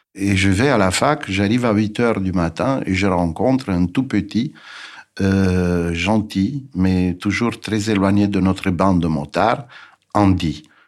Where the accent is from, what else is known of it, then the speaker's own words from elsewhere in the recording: Bucharest, Romania; moved away; Je suis né en 1951 à Bucarest, en Roumanie